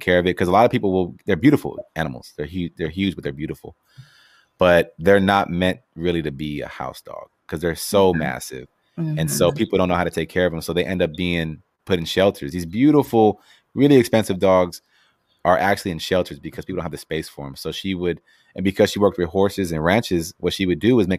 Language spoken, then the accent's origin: English; Los Angeles, California, United States; growing up